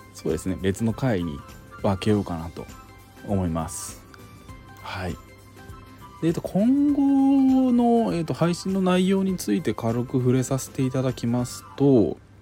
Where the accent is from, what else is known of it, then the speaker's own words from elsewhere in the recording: Kansai, Japan; moved away as an adult; now in Tokyo, Japan; 関西出身なんですけれども、まあ、東京に出てきて